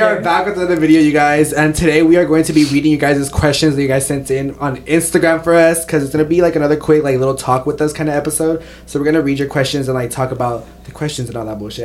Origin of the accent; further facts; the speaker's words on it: Los Angeles, California, United States; we're from Los Angeles, California